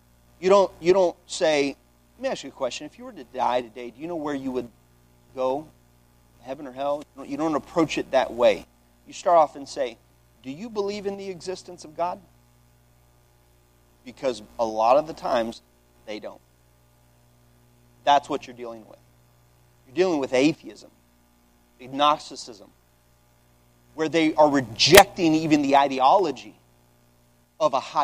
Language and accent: English; Washington, United States; also born or lived in Texas; I'm a Texan, born a Texan, but I was raised in Washington.